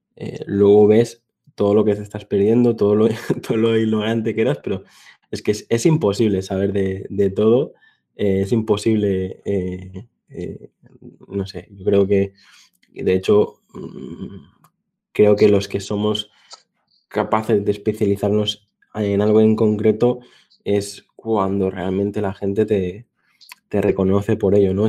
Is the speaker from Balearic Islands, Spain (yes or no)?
yes; Mallorca, Balearic Islands, Spain; mi tierra y te puedo decir que si un día vienes por aquí, por, por Mallorca